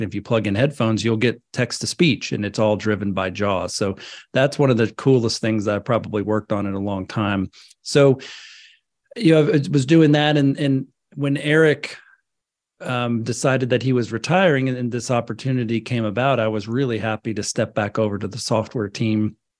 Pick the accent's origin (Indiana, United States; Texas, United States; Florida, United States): Florida, United States; northwest; I grew up in Florida, up in the, the northwest part of Florida.